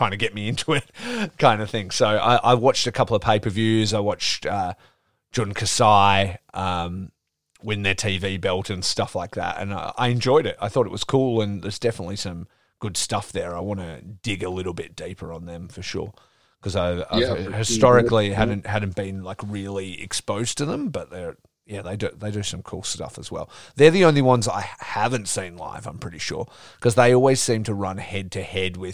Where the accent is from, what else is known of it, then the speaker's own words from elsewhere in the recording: Geraldton, Western Australia, Australia; now in Perth, Australia; growing up in Geraldton, which is a country town from, you know, from here, I'm in the Perth, the city here